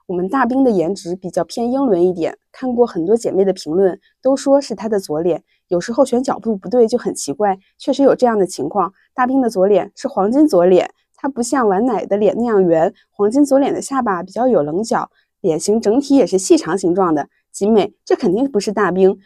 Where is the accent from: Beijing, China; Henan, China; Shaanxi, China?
Henan, China; 我就是河南人，然后我爸妈、我爷爷奶奶、姥爷姥爷全都是河南人